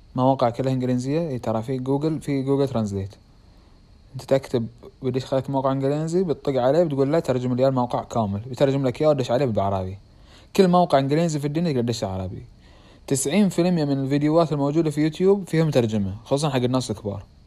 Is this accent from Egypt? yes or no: no; Bahrain; accent: Bahraini; انا اتحكى بحريني